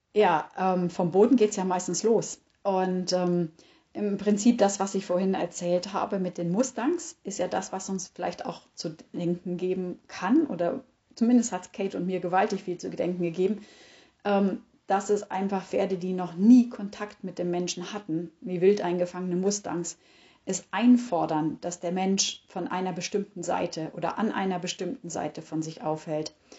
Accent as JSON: {"language": "German", "country": "Germany", "said": "bei uns in Deutschland"}